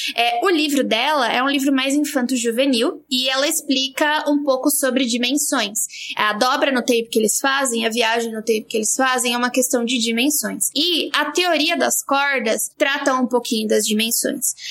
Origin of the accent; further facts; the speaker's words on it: southeastern Brazilian coast, Brazil; como caiçara